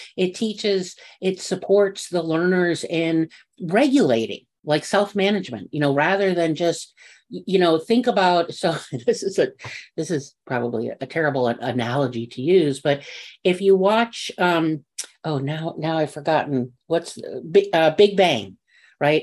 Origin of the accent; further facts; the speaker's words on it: New York, United States; I'm from New York and I can talk fast